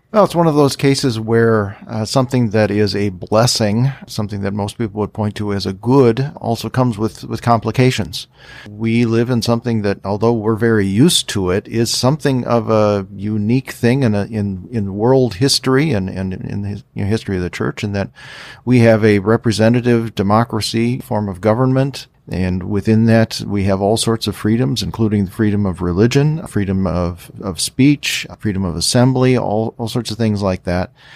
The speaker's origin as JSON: {"language": "English", "country": "United States", "said": "us as American Christians"}